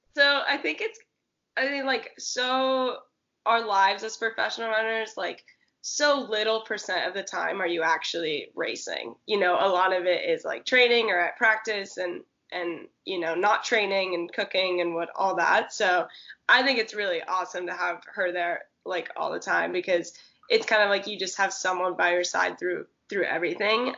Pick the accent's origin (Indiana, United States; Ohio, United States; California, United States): California, United States; Santa Cruz; moved away as an adult; also born or lived in Oregon / Arkansas; I grew up in Santa Cruz, which is like um, surf city, California